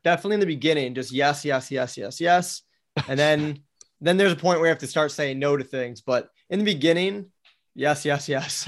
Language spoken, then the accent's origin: English; Milwaukee, Wisconsin, United States; moved away as an adult; also born or lived in Florida; I grew up in Milwaukee, Wisconsin